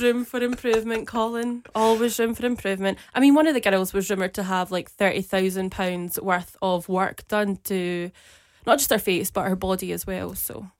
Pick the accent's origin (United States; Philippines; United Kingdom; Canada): United Kingdom; Glasgow, Scotland; I am the original Weej.